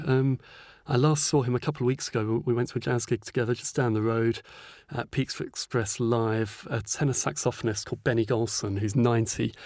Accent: North Norfolk, East of England, United Kingdom; also born or lived in East London; now in Norwich, United Kingdom; I was born in East London, but we moved up to North Norfolk when I was young

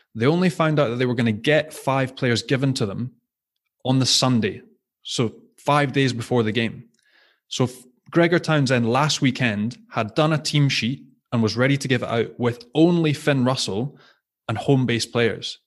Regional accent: Scotland, United Kingdom; as a Scot

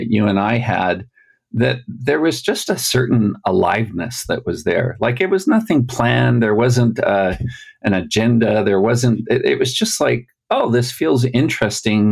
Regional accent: Alberta, Canada; now in Utah, United States; And I also come from Canada. So there's a shared Canadian thing. I grew up in Alberta.

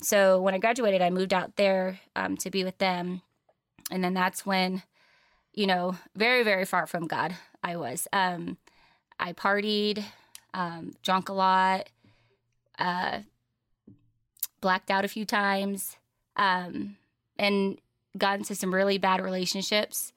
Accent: San Diego, California, United States; Born and raised in San Diego, California

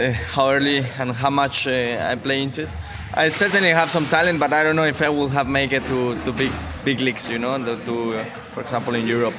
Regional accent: Mexico; I'm from Mexico.

